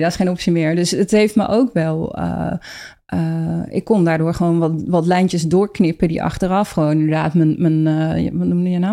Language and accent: Dutch; Rotterdam, South Holland, Netherlands; ik kom uit Rotterdam